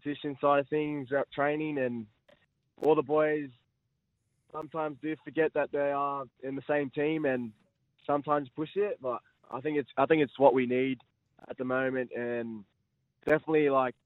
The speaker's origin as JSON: {"language": "English", "town": "Gold Coast", "region": "Queensland", "country": "Australia", "tie": "born or raised there", "also_born_or_lived": "Lismore, New South Wales", "said": "I was born in Lismore"}